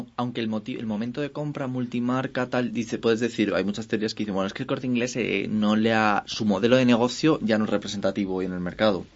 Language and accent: Spanish; Spain; nosotros en España